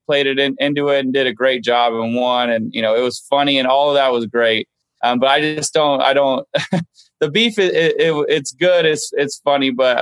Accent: Los Angeles, California, United States; I grew up going to Riviera

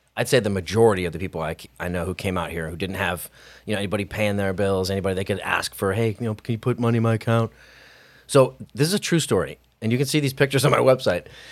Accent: Hawaii, United States; also born or lived in California; now in Idaho, United States; I'm not from California. I'm from a small farm in Hawaii, which sounds even more glamorous, but it was very rural, very chill

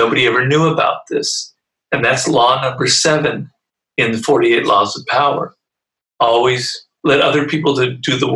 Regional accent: Los Angeles, California, United States; I come from Los Angeles

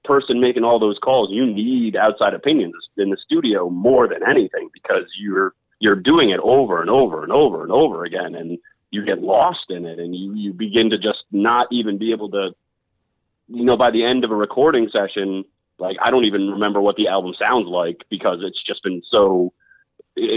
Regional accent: New York, United States; I'm from New York.

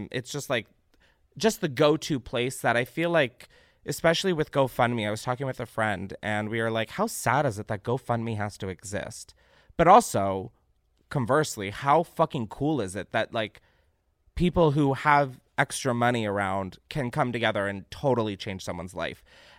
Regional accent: Naperville, Illinois, United States; my hometown of Naperville and surrounding suburbs of Chicago was hit by a tornado

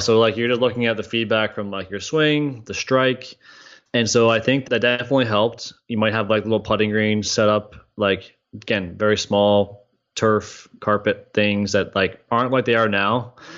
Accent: Canada; moved away as an adult; also born or lived in Ohio; I'm growing up in Canada as a teenager

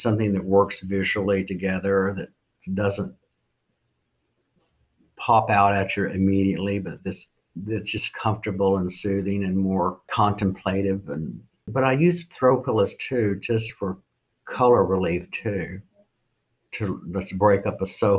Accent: Oklahoma, United States; now in Bedford, United States; I'm from Oklahoma

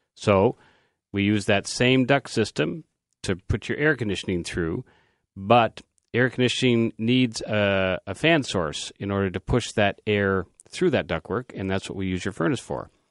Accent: Canada; we are Canadian

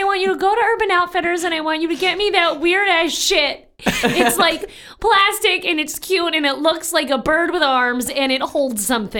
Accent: New York City, New York, United States; as a New Yorker.

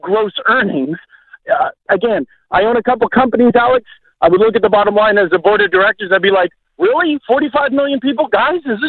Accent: Canada; as a Canadian

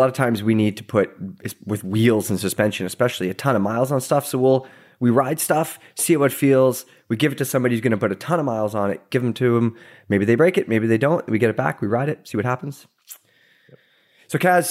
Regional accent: Pacific Northwest, United States; It's so different and interesting, obviously, from where we grew up here in the Pacific Northwest.

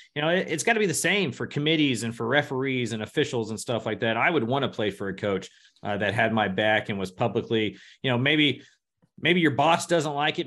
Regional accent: Houston, Texas, United States; I was a pretty big N B A fan growing up around Houston

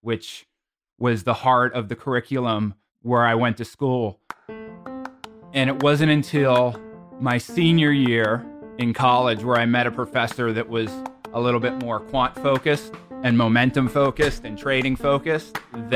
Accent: Pittsburgh, Pennsylvania, United States; moved away as an adult; I kind of moved out of my hometown of Pittsburgh

